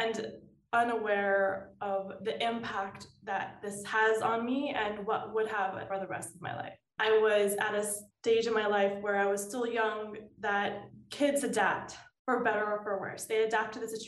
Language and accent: English; Los Angeles, California, United States; So I'm from Los Angeles, California, born and raised